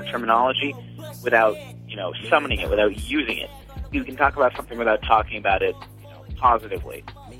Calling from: Goffstown, New Hampshire, United States; I'm from Goffstown, New Hampshire.

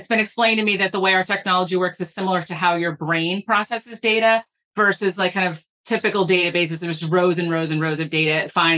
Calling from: Boston, Massachusetts, United States; I'm in Boston, Massachusetts, where it's 87 degrees in October.

